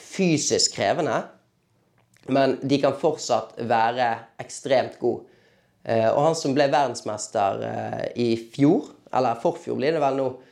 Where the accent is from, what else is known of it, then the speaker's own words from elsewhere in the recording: Bergen, Vestland, Norway; now in Oslo, Norway; hjemme i Bergen